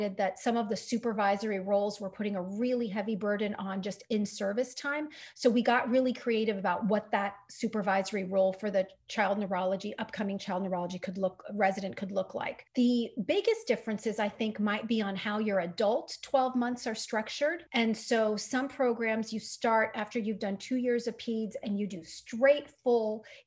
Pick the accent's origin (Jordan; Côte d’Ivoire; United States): Jordan; moved away as an adult; I'm from Jordan